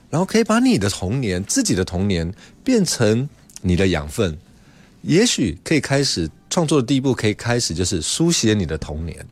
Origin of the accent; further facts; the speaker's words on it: Taipei, Taiwan; 我小时候在蒙甲这个地方